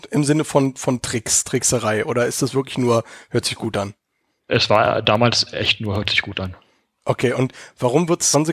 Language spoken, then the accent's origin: German; Berlin, Germany; moved away as an adult; now in Munich, Germany; weil ich bin ja auch geborener Berliner, habe ja 30 Jahre auch da gelebt in dieser dreckigen, lauten Stadt, äh, bevor ich dann vor sechs Jahren hier rüber gemacht habe in die schönste Stadt Deutschlands, nämlich nach München.